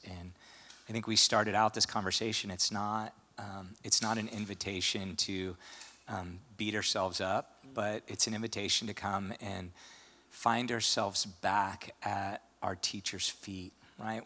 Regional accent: St. Louis, Missouri, United States; moved away; I grew up in St. Louis

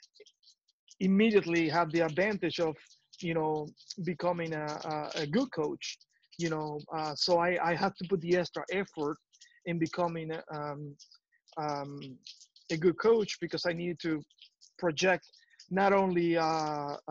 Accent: Cuba; moved away; There's no soccer court in my hometown

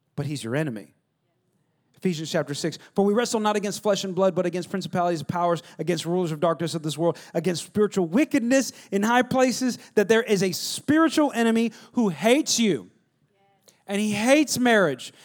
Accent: West Coast, California, United States; I'm from West Co-, Californ-

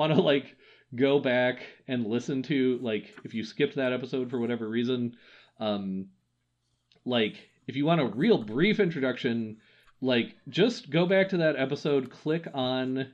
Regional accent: Wisconsin, United States; a boy who was born and raised in Wisconsin

